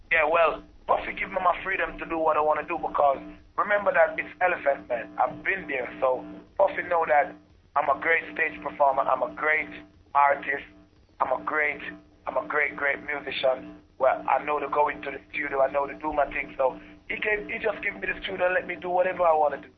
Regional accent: Jamaica; I got my start growing up in Plainview Garden

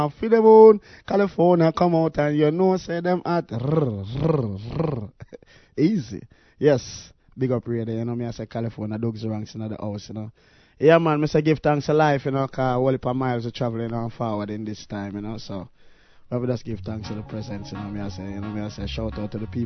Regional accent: Portmore, Saint Catherine, Jamaica; also born or lived in Kingston, Jamaica; I was born in Kingston, but I left Kingston from an early age, you know. I went to grow up in a place they call Portmore.

